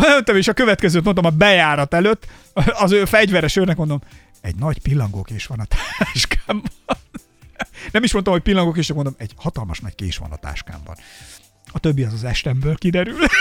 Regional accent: Somogy, Hungary; én somogyi gyerek vagyok

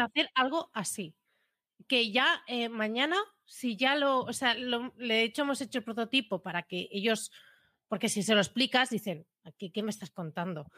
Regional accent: Premià de Mar, Catalonia, Spain; yo soy, de Premia

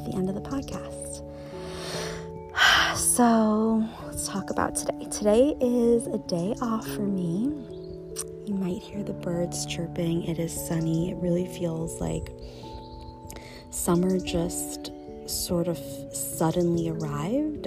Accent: United States; moved away as an adult; now in Copenhagen, Denmark; living abroad in Copenhagen as an American

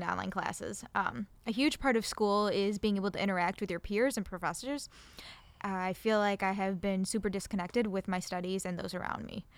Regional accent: Buffalo, New York, United States; I'm from Buffalo, I don't plan on leaving Buffalo

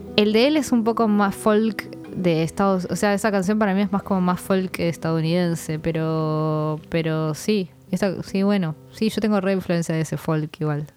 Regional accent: Argentina; yo soy eh, argentina

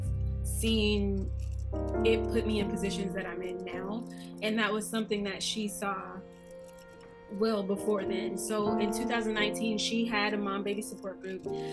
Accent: Arkansas, United States; moved away as an adult; I'm not from here. I am from Arkansas. I was about to say born and raised, but that ain't true. Raised for sure, though.

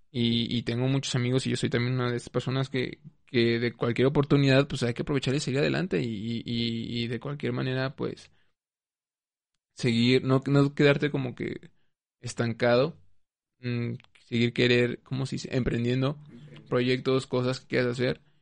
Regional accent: Mexico; pues soy mexicana.

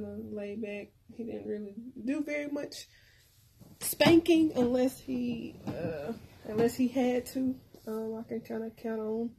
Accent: Pine Bluff, Arkansas, United States; when I was a little girl growing up in Pine Bluff

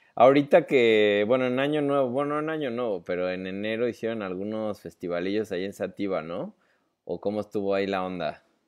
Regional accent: Mexico City, Mexico; nosotros como chilangos

